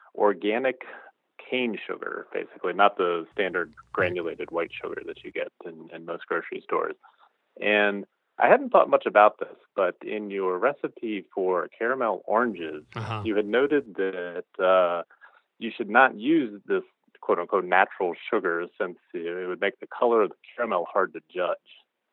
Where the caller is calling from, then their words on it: Fairfax, Virginia, United States; I'm calling from Fairfax, Virginia.